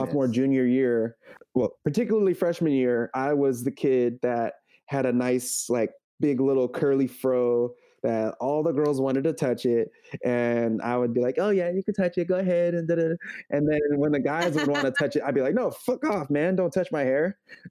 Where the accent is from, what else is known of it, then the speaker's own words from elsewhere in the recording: San Jose, California, United States; now in San Francisco, United States; Growing up in San Jose, for the most part, I was a lot more comfortable with my Mexican style.